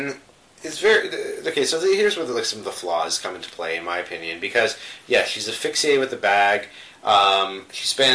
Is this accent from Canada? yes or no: yes; Canada; we're Canadian